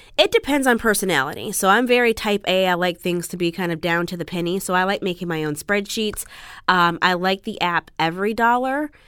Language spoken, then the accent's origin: English; Chicago, Illinois, United States; now in Los Angeles, United States; Originally, I'm from the Midwest. I'm from Chicago